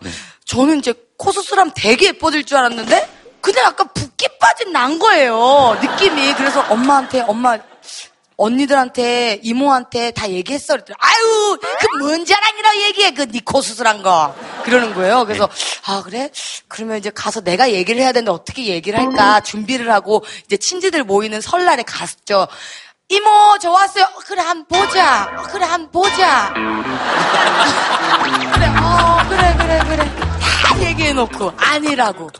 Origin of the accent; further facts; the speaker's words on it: Busan, South Korea; moved away; 저 부산 출신이에요. 네. 턱투유 덕분에 오랜만에 또 고향을 찾아가지고